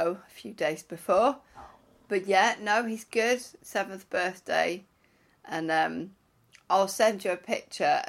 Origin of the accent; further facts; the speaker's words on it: Wales, United Kingdom; I'm from Wales